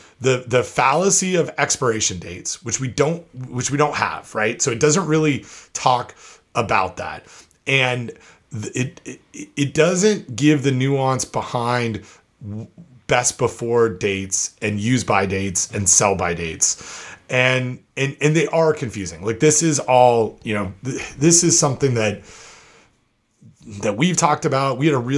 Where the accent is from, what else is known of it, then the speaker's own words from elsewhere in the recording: New York, United States; In my home state of New York, there are laws about labels, but the standards don't mention dates at all.